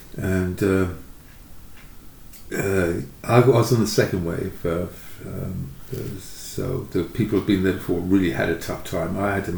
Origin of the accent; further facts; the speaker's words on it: England, United Kingdom; Certainly, sort of coming from I grew up in England.